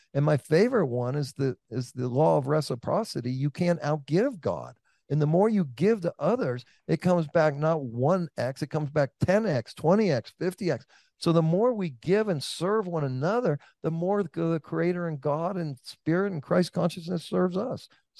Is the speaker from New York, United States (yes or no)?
no; Oakland, California, United States; you're in Atlanta, I'm from Oakland.